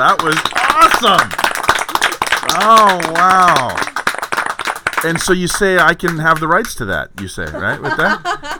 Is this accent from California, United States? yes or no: yes; San Francisco, California, United States; I was born here in San Francisco. I'm rare.